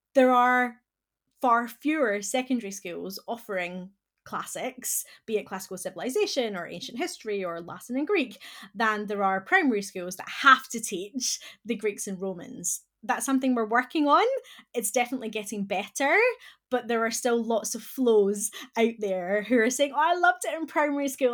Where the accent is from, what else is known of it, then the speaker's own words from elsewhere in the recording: Scotland, United Kingdom; accent: Scottish; moved away; my accent that I'm originally from Scotland